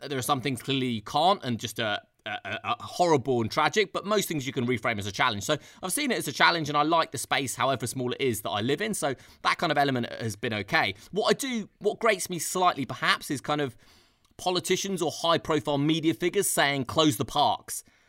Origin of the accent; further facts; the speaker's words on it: London, United Kingdom; being a Londoner and having boots on the ground here